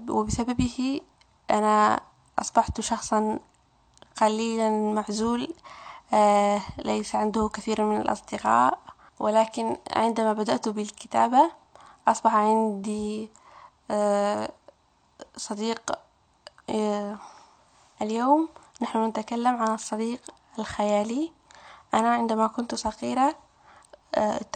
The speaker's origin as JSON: {"language": "Arabic", "town": "Raqqa", "region": "Raqqa Governorate", "country": "Syria", "moved": "yes", "lives_now": "Quebec, Canada", "said": "مرحبا أصدقائي … أنا سورية من مدينة الراقة أنا أعيش في كندا حاليا في كيبيك أعيش في كندا منذ سنتين"}